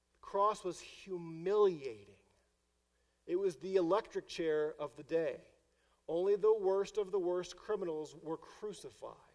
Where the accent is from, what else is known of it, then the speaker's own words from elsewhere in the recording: St. Louis, Missouri, United States; moved away; because I'm from St. Louis